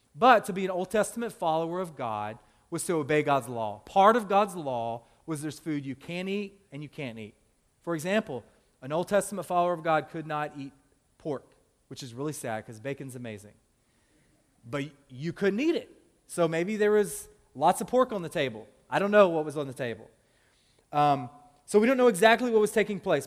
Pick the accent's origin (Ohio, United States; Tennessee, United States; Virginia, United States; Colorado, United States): Tennessee, United States; now in Louisville, United States; I'm originally from Tennessee. Like, I love calling that my home state.